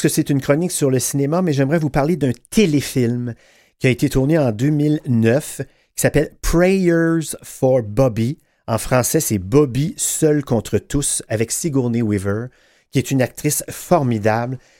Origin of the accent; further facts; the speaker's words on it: Quebec, Canada; chez nous au Québec